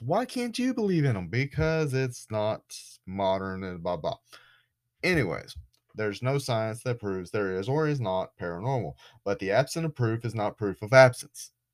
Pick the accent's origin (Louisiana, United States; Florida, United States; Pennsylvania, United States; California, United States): Florida, United States; I'm from Florida, but not that Florida.